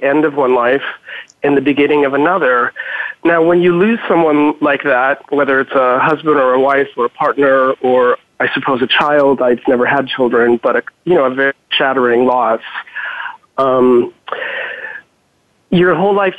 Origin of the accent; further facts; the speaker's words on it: Spokane, Washington, United States; moved away as an adult; also born or lived in California / San Francisco; now in New York City, United States; I grew up in Washington State, small town or smallish town, Spokane.